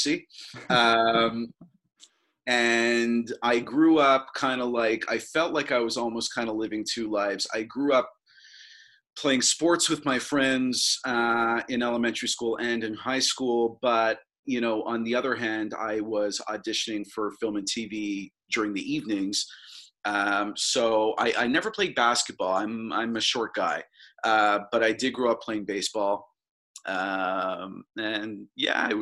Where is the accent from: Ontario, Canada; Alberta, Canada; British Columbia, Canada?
Ontario, Canada; Toronto; I'm from Toronto, Ontario. I'm born and raised in Toronto